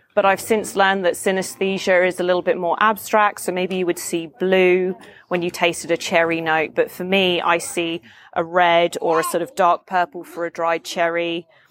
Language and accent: English; London, United Kingdom; I'm from London.